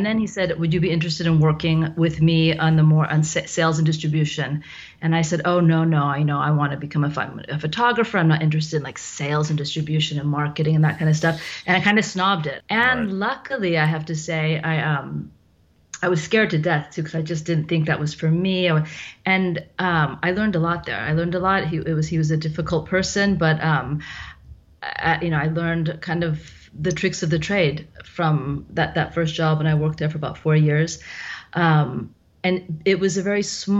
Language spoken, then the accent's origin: English; Cupertino, California, United States; moved away as an adult; now in Milan, Italy; I'm from the Bay Area. I'm actually from Cupertino